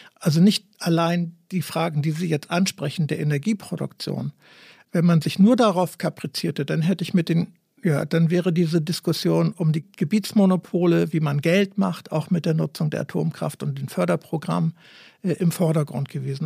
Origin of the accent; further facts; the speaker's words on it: Gorleben, Lower Saxony, Germany; bei uns in Gorleben